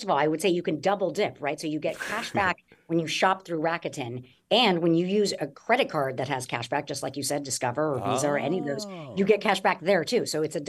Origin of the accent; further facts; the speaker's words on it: Los Angeles, California, United States; I grew up in Los Angeles